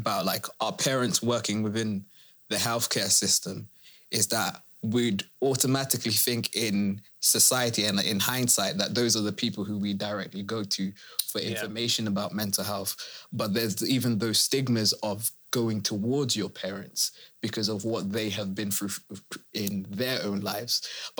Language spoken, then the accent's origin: English; United Kingdom; Where do I actually fit as a first generation immigrant, but then I'm British?